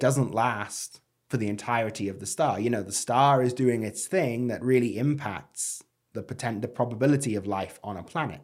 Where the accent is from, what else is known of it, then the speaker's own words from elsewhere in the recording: United Kingdom; moved away; as a Brit